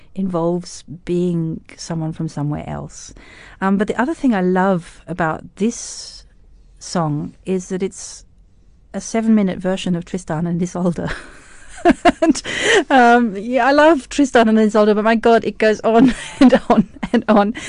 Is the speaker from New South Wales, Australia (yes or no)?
no; Tasmania, Australia; moved away as an adult; also born or lived in Cape Town, South Africa / Germany; now in Berlin, Germany; I grew up as a South African in Australia